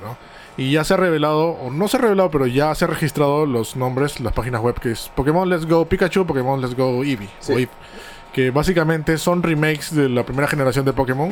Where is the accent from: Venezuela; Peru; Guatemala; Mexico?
Peru; yo soy de Perú